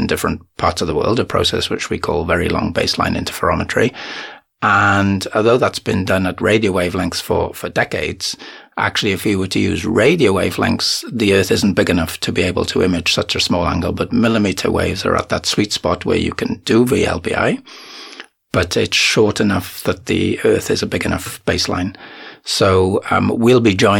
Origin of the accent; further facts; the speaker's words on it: Wales, United Kingdom; moved away as an adult; also born or lived in United States / Cardiff; now in Windhoek, Namibia; I'm originally from Wales